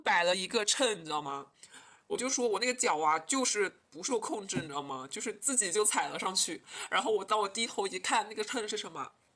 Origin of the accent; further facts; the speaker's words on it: Hunan, China; 我们湖南这边做菜就比较油，就比较咸，都是重口的